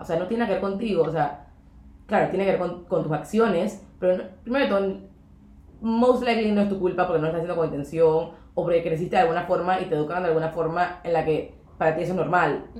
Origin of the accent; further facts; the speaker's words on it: Panama; somos súper panameñas